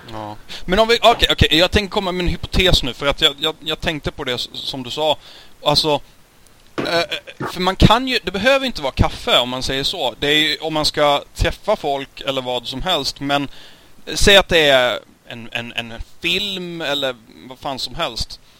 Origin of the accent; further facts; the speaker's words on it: Sweden; för oss som svenskar